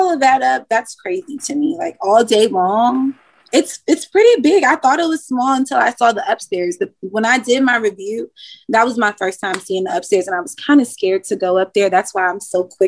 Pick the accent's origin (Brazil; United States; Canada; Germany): United States; Washington, District of Columbia; now in Richmond, United States; I'm from Washington, D.C.